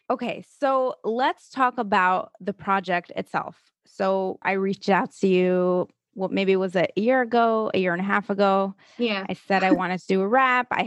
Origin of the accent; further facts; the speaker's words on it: Milwaukee, Wisconsin, United States; now in Pomona, United States; I grew up in Milwaukee, Wisconsin.